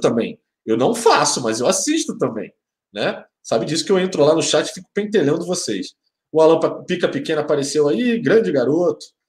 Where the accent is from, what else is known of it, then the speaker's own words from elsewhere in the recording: Rio de Janeiro, Brazil; minha grande Tijuca, que saudade, minha terrinha